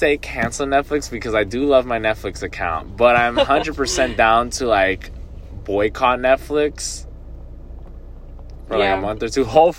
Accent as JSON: {"language": "English", "town": "Doral", "region": "Florida", "country": "United States", "tie": "born or raised there", "moved": "as an adult", "lives_now": "Gainesville, United States", "said": "my hometown in Miami, in Doral"}